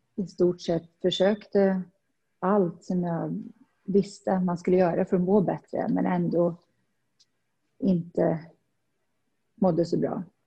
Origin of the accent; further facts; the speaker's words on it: Värmland forests, Sweden; moved away as an adult; also born or lived in Stockholm, Sweden / Saudi Arabia; now in Dubai, United Arab Emirates; Jag kommer från Värmlandsskogen och ja, flyttade upp till Stockholm som 19-åring